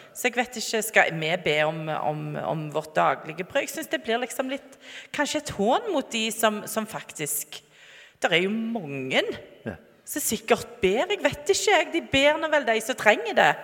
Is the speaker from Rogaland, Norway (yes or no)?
yes; Sandnes, Rogaland, Norway; moved away; Jeg er fra Sandnes